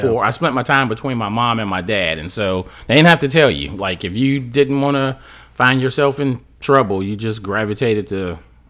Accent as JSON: {"language": "English", "town": "Chicago", "region": "Illinois", "country": "United States", "tie": "born or raised there", "said": "I'm from Chicago, Illinois."}